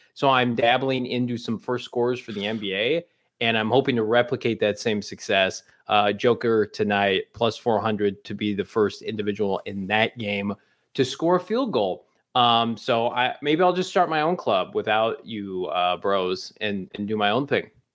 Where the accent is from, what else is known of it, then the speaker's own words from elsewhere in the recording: Normal, Illinois, United States; my hometown I S U Redbirds